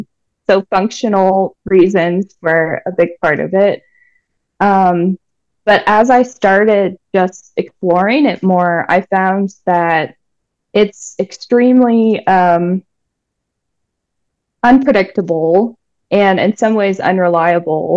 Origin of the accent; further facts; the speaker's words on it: Denver, Colorado, United States; moved away as an adult; also born or lived in Brooklyn, New York; now in Albuquerque, United States; I was born and raised in Denver, Colorado